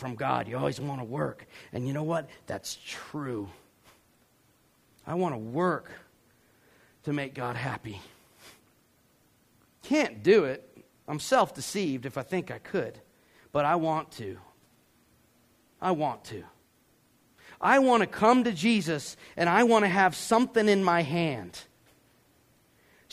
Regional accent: Georgia, United States; I'm from Georgia

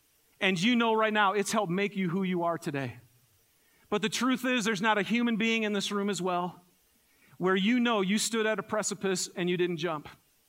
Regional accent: Michigan, United States; So I'm from Michigan originally, and I grew up in the forest of Michigan.

